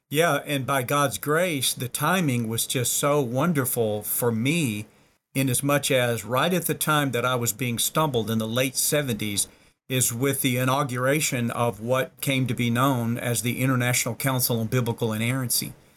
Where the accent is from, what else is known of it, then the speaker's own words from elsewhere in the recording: the South, United States; I was born and reared in the South, er, you know, stereotypically the Bible Belt.